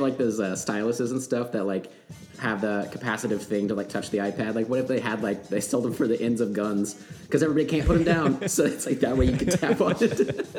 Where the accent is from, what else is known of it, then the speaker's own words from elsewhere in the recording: United States; obviously we are American